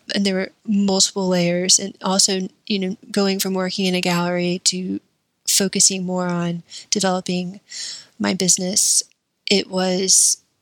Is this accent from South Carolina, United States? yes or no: yes; Columbia, South Carolina, United States; moved away as an adult; also born or lived in Tupelo, Mississippi; I was raised in South Carolina